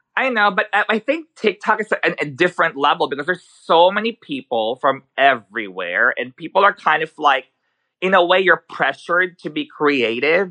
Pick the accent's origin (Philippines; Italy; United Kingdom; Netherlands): Philippines; Manila, Metro Manila; English is a second language; also born or lived in New York; now in Sweden; I was born in the Philippines, so I grew up there, um, in Manila.